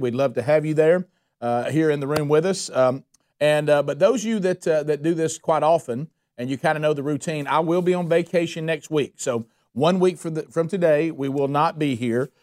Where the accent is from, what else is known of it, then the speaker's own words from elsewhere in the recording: Calhoun County, Alabama, United States; I'm from Calhoun County, Alabama